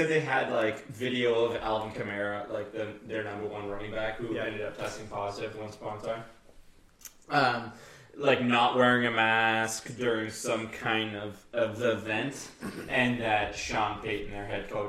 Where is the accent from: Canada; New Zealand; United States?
Canada; we're from Canada.